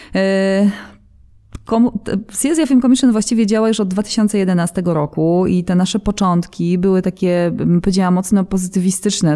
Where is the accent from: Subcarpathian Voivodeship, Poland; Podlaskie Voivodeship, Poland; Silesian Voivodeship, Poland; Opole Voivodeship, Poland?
Silesian Voivodeship, Poland; Katowice; mając siedzibę w Katowicach i pomimo tego, że jesteśmy stąd, mieszkamy tutaj